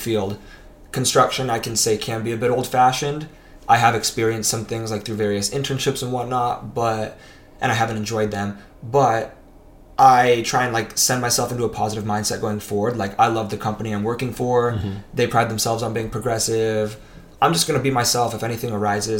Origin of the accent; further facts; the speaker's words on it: East Bay, California, United States; I'm from the East Bay, and I used to always think of, like, SF as, like, being across the Bay